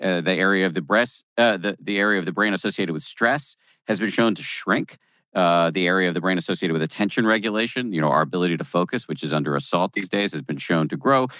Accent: Massachusetts, United States; I was raised in the People's Republic of Massachusetts.

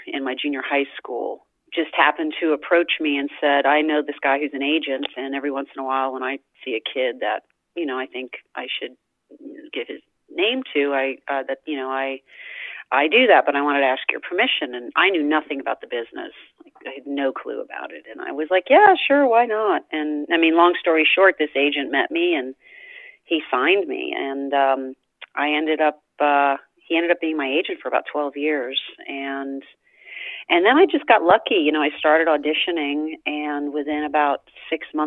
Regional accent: New York City, New York, United States; I'm from New York City. I grew up in New York City.

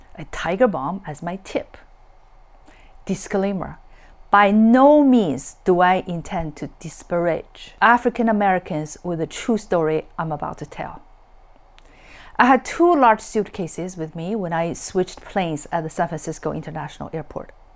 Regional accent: China; born or raised there; English is a second language; moved away as an adult; also born or lived in Boston, United States; now in California, United States

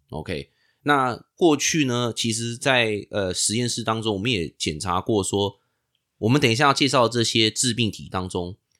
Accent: Taiwan; moved away as an adult; now in United States; 我以前在台湾长大

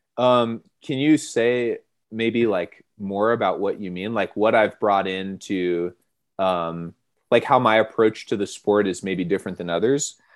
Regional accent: Monterey, California, United States; moved away as an adult; now in Colorado, United States; I grew up in Monterey, California

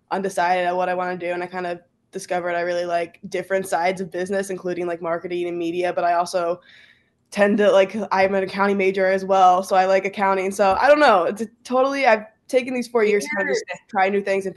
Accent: Omaha, Nebraska, United States; moved away as an adult; now in Lincoln, United States; I'm from Omaha originally, and I go to school now at UNL in Lincoln

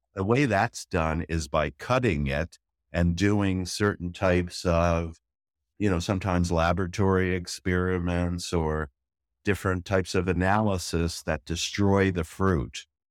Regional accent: Toronto, Ontario, Canada; moved away as an adult; also born or lived in Newfoundland / Netherlands; now in Israel; I'm from Toronto for most of mm-hmm. my life, mm-hmm. originally mm-hmm. from an island off the East Coast called Newfoundland

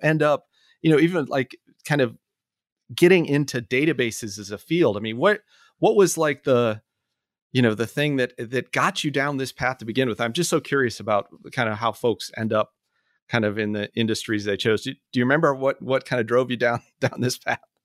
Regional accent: Orlando, Florida, United States; moved away; I was back in my hometown this, this past week. I was born in Orlando

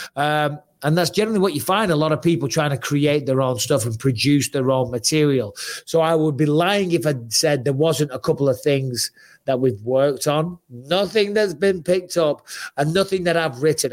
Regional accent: Clitheroe, North West England, United Kingdom; I'm from Clitheroe.

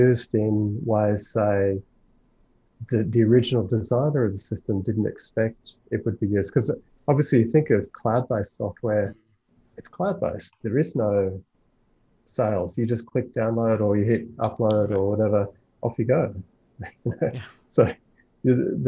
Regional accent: Australia; I'm only Australian, I know no other languages

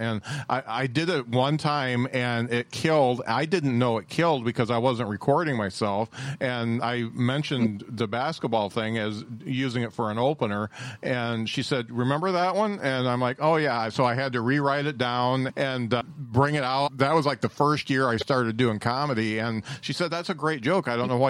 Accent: Indiana, United States; I'm 6'5", and I'm from Indiana.

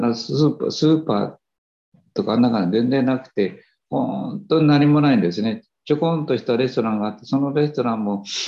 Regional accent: Japan; 私たち日本人

